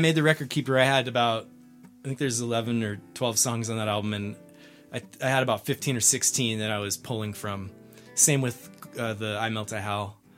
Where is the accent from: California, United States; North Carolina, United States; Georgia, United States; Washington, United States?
California, United States; San Diego; moved away as an adult; also born or lived in Salt Lake City / Gold Hill, Colorado; now in Lyons, United States; I'm originally from San Diego. I grew up there and lived most of my life to date there, and moved to Colorado about three and a half years ago.